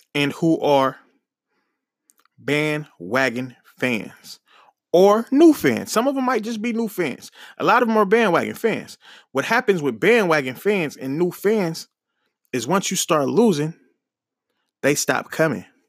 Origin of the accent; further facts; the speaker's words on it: Oakland, California, United States; I'm from Oakland, from the Bay